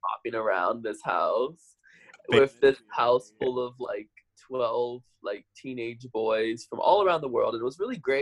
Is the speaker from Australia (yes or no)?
no; Omaha, Nebraska, United States; moved away as an adult; also born or lived in New York; born and raised there